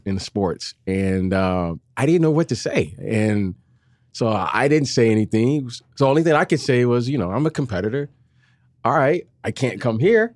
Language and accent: English; Detroit, Michigan, United States; moved away as an adult; I'm from Detroit, and, uh, I always dreamed of staying in state